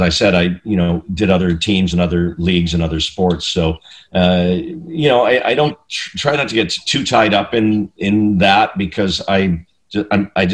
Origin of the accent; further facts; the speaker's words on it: Canada; moved away as an adult; also born or lived in Vancouver, British Columbia / Edmonton, Alberta; now in United States; I'm Canadian